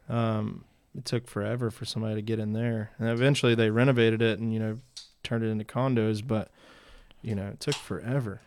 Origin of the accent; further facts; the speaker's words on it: Alabama, United States; we're used to seeing these things growing up in Alabama